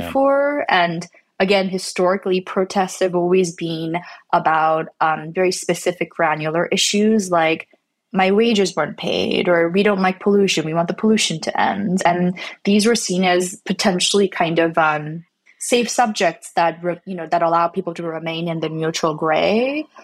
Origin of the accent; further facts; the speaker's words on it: Canada; I'm not American, I'm, I'm from Canada and my family's from Korea